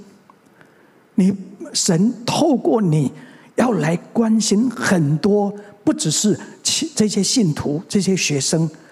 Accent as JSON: {"language": "Chinese", "town": "Mingjian", "region": "Nantou County", "country": "Taiwan", "tie": "born or raised there", "also_born_or_lived": "Xinwu, Taoyuan", "said": "其实我生下来， 我是生在南投的民间乡的一个乡下"}